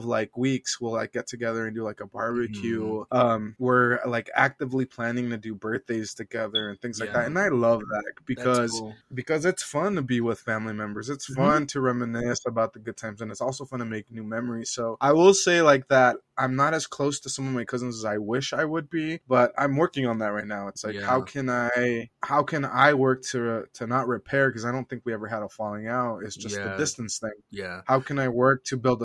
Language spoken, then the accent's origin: English; United States; growing up in Farmway Village, which was a migrant housing community.